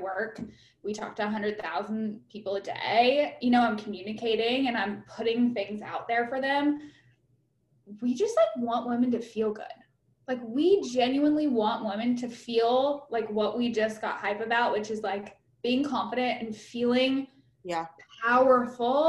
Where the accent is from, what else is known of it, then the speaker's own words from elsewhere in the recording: Huntsville, Alabama, United States; accent: twang; moved away; I grew up in Huntsville.